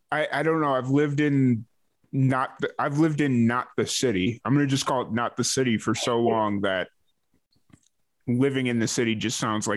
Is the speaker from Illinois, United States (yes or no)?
yes; Chicago, Illinois, United States; now in Texas, United States; I grew up in Chicago